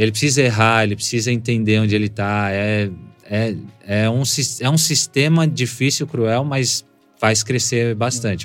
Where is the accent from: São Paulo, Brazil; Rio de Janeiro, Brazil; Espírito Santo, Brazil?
São Paulo, Brazil; also born or lived in Brasília / Cuiabá; com sete anos eu cheguei em São Paulo